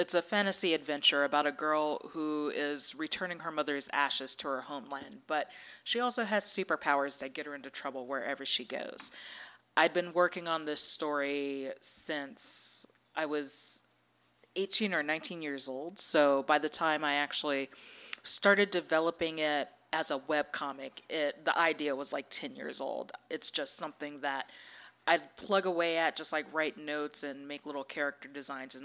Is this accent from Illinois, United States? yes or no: no; Maryland, United States; moved away; I grew up in Maryland